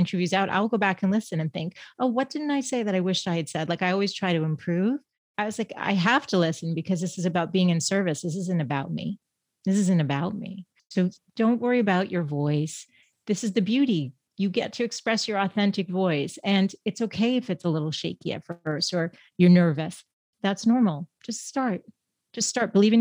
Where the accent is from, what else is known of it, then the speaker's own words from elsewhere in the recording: Boston, Massachusetts, United States; moved away as an adult; now in San Diego, United States; I am from Boston